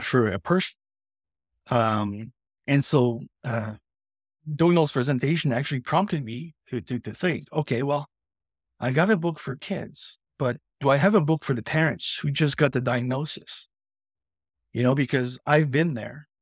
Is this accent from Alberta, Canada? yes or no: no; Quebec, Canada; now in New Brunswick, Canada; I'm from Quebec and I, I live down in the Maritimes